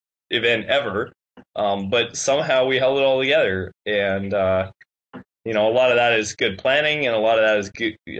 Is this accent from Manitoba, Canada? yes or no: yes; Winnipeg, Manitoba, Canada; moved away; I grew up in Winnipeg. Yeah. Winnipeg's my home turf